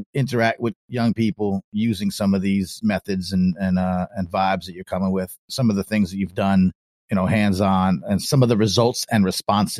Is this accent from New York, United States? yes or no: yes; Long Island, New York, United States; the children's library where I grew up on Long Island, New York